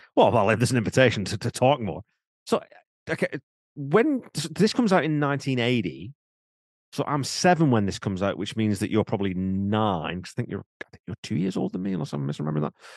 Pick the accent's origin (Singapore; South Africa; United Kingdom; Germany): United Kingdom; England; now in Canada; I'm English by birth